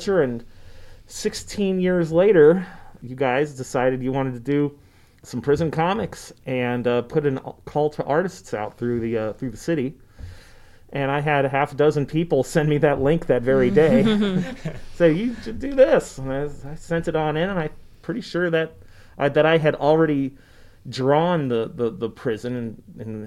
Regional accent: Bellingham, Washington, United States; moved away as an adult; also born or lived in Seattle, Washington; now in Boise, United States; I'm from Bellingham, Washington. I moved to Bellingham, Washington when I was in, you know, middle school, and I went through high school there.

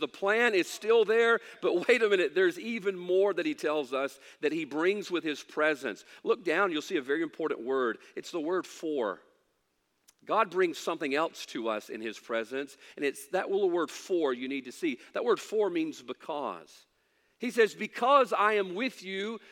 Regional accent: Mississippi, United States; I know we're from Mississippi

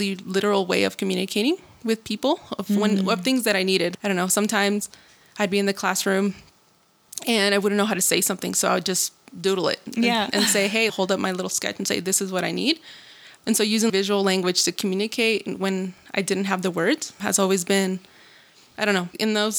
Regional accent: Denver, Colorado, United States; also born or lived in Luis Moya, Zacatecas, Mexico / Hays, Kansas; I am originally from Luis Moya, Zacatecas, and my family and I migrated to the U.S. in the early 2000s when I was 7 years old. And I was raised for most of my life in Denver

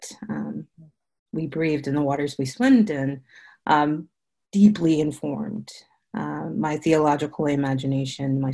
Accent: South Carolina, United States; moved away as an adult; now in Houston, United States; I grew up in South Carolina, a preacher's kid.

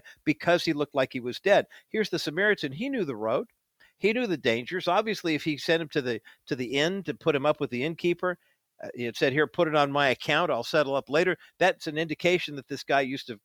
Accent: East Whittier, California, United States; also born or lived in Orange County, California; I grew up in East Whittier, and then we moved to Orange County

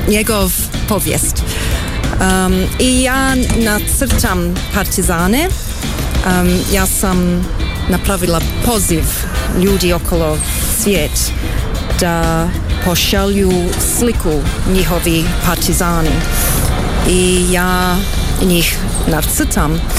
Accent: Australia; born there; Pa, ja sam rođena u Australiji.

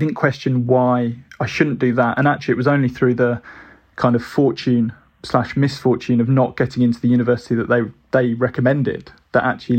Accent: Birmingham, West Midlands, United Kingdom; And growing up in Birmingham, which was probably 2.5 hours away, I think the tutor had just never been to Brighton and was just like, feels like a long way away.

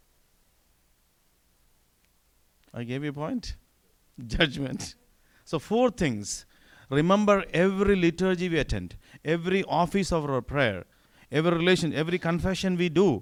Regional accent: northern India, India; English is a second language; moved away as an adult; now in United States; I grew up in the north of India, but my parents were from the south

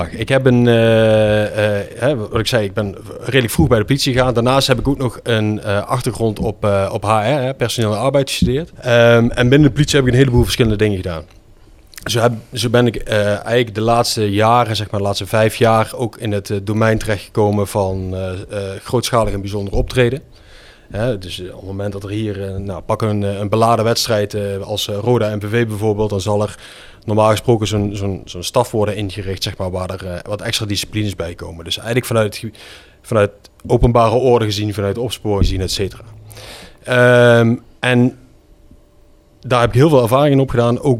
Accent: Geleen, Limburg, Netherlands; accent: Limburgish; moved away as an adult; also born or lived in Schinnen / Brabant; now in Nijmegen area, Netherlands; ik ben... geboren in het ziekenhuis in Geleen en toen woonden mijn ouders in Schinnen. Mm. Dus eh, daar heb ik eh, de eerste jaren gewoond. Toen zijn we verhuisd naar uh, Geleen en daarna naar Münster Geleen.

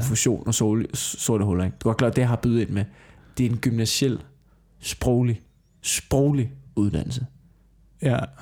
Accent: Copenhagen, Capital Region of Denmark, Denmark; da jeg voksede op på Amager

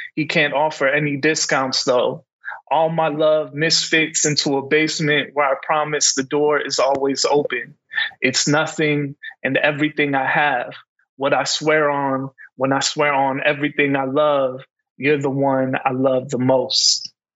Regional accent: Calumet City, Illinois, United States; I grew up in Calumet City

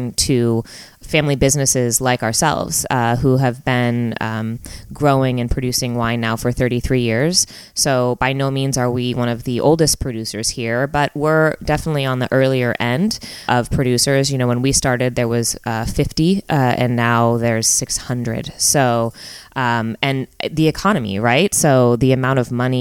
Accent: Lafayette, California, United States; also born or lived in Berkeley, California; now in Napa, United States; I was born in Berkeley, California, and grew up in Lafayette, which is also in the East Bay area

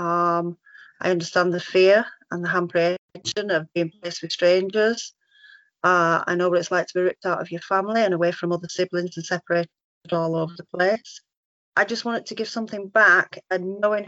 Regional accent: Yorkshire and the Humber, United Kingdom; moved away as an adult; now in Cornwall, United Kingdom; Originally, we're from Yorkshire, but moved down to Cornwall when Owen was a baby.

